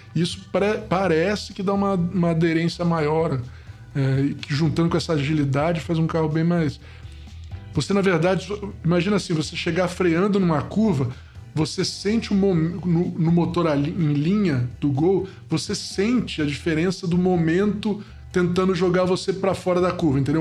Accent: Niterói, Rio de Janeiro, Brazil; quando eu era moleque, em Niterói, no Rio de Janeiro

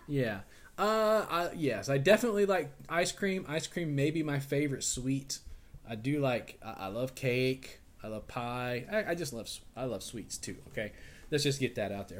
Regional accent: West Monroe, Louisiana, United States; I grew up in West Monroe

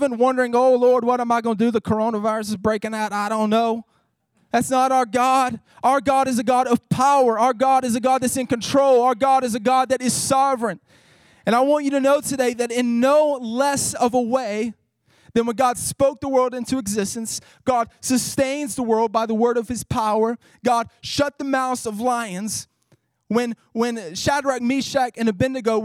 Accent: Northeast Mississippi, United States; I grew up Pentecostal back in Northeast Mississippi

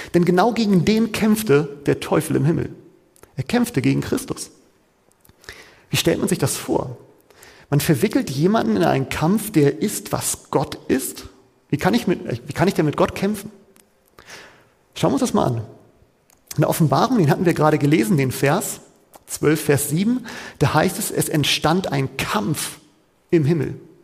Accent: Hamburg, Germany; Da, wo ich ursprünglich herkomme, wo ich auch geboren bin

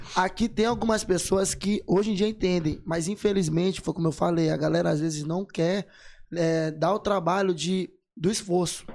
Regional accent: São Luís, Maranhão, Brazil; Eu sou de São Luís do Maranhão

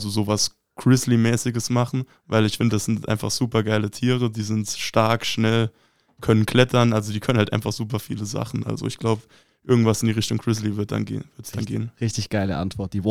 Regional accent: Saarbrücken, Saarland, Germany; also ich komme aus Saarbrücken und da ist äh, Wasserball jetzt kein so ein großes Ding

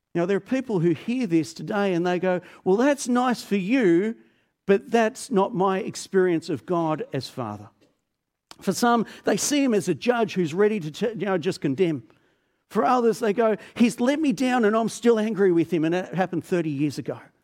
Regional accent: Melbourne, Victoria, Australia; I grew up in Melbourne

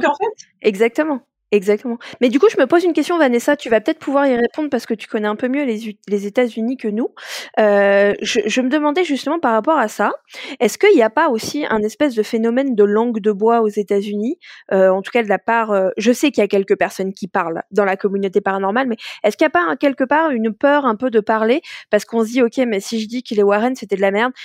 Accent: France; nous, en tant que Français, Françaises

